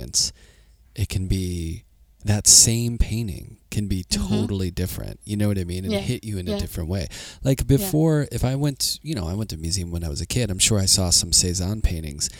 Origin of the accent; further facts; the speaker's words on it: Pittsburgh, Pennsylvania, United States; I teach at Penn State and I'm from Pittsburgh, so I'd gone to Philly a lot from when I was a kid